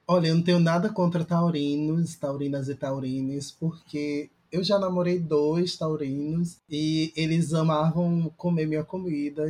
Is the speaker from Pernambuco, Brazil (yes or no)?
yes; Recife, Pernambuco, Brazil; now in Fortaleza, Brazil; falo de Fortaleza, mas sou recifense